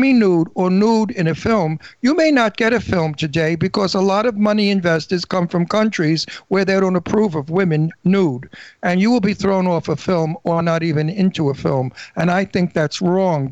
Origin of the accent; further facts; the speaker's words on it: New York City, New York, United States; I'm from Brooklyn